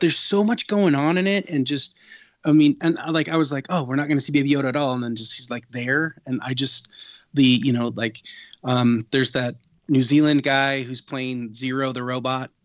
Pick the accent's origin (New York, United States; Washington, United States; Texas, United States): Washington, United States